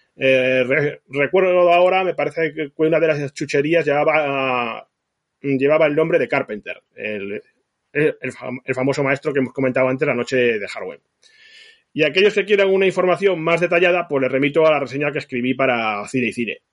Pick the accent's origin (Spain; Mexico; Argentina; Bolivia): Spain; Zaragoza, Aragon; cuando era pequeño y residía en Zaragoza